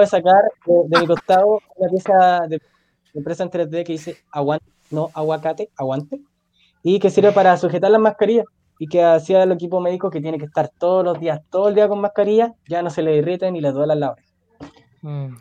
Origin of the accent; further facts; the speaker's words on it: Puente Alto, Santiago Metropolitan Region, Chile; yo soy de Puente Alto